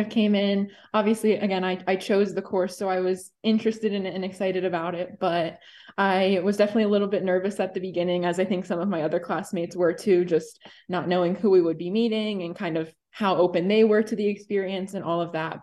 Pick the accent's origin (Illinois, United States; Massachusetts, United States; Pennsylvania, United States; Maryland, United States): Pennsylvania, United States; Hershey; I am from Hershey